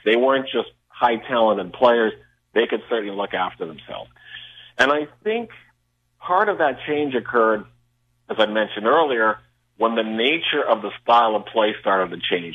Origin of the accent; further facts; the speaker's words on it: Regina, Saskatchewan, Canada; also born or lived in Massachusetts; now in Las Vegas, United States; growing up in Regina